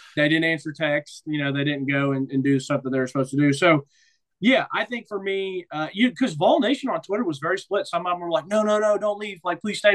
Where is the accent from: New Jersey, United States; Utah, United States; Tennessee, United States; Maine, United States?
Tennessee, United States; Nashville; moved away; It'd be cool to be back in Nashville, my hometown